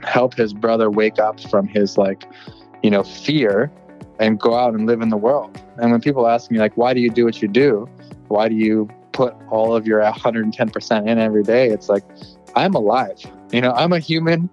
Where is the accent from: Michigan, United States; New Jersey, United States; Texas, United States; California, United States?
California, United States; San Francisco; born in San Francisco. I grew up in the Bay Area my whole life.